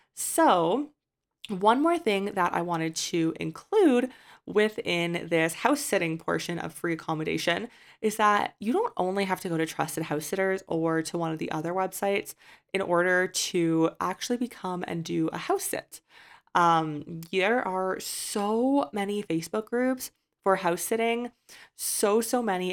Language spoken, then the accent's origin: English; Canada; moved away as an adult; I've left my home country of Canada's residency